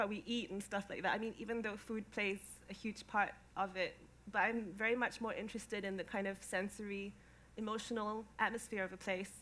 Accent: Singapore; moved away as an adult; now in London, United Kingdom; I grew up in Singapore. I spent the first 19 years of my life there

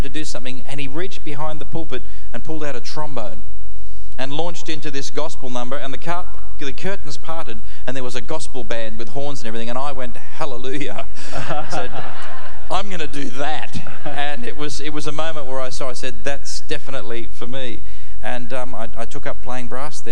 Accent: Boorowa, New South Wales, Australia; I was born in Boorowa in western New South Wales.

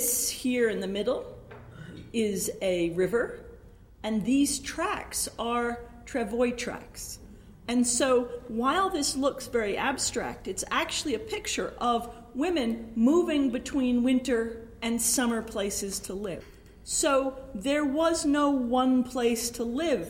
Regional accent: New York City, New York, United States; moved away; also born or lived in Laramie, Wyoming; I'm a girl from Brooklyn

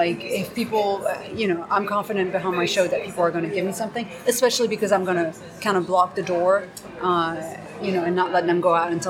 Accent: New York, United States; also born or lived in France / San Francisco; I'm also French from Brooklyn.

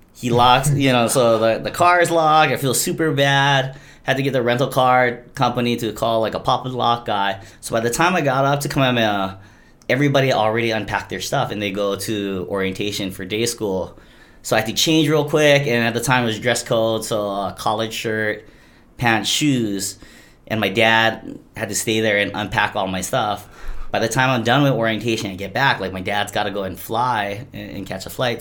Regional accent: Hilo, Hawaii, United States; I'm from Hilo, and I say our water in Hilo is a lot tastier than Kona

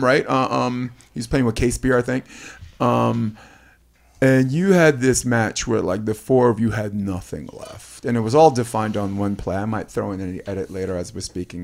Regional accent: New York, United States; I'm a New Yorker

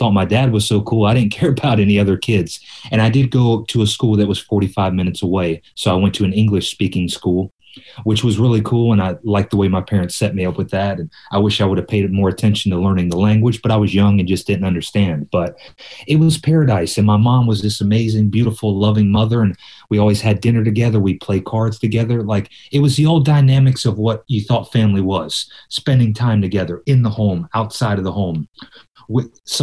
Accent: Myrtle Beach, South Carolina, United States; now in Hermosa Beach, United States; I was born in Myrtle Beach, South Carolina

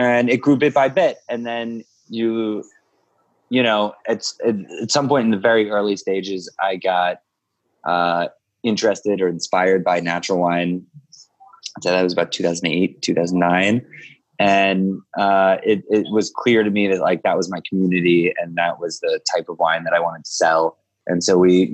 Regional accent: Philadelphia, Pennsylvania, United States; moved away as an adult; also born or lived in Utah; now in Brooklyn, United States; I grew up around Philadelphia area. I moved to New York in, you know, when I was 20 years old

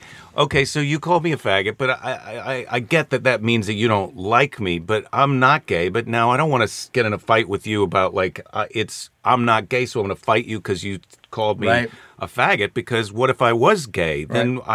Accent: Midwest, United States; moved away as an adult; also born or lived in Santa Monica; where I grew up in the Midwest.

